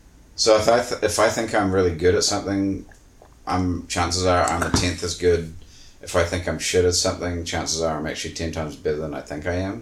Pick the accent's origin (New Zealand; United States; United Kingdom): New Zealand